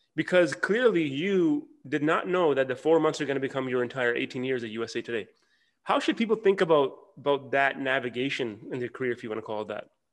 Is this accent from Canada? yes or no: yes; Toronto, Ontario, Canada; moved away as an adult; now in Dallas, United States; I'm from Toronto